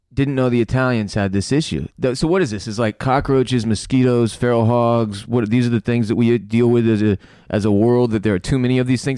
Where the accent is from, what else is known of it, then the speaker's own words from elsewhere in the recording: United States; as an American